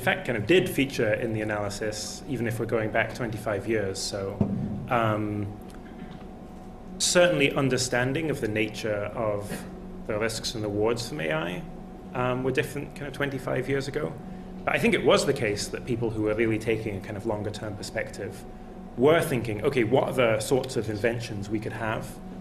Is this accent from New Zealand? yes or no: no; Scotland, United Kingdom; I am Scottish.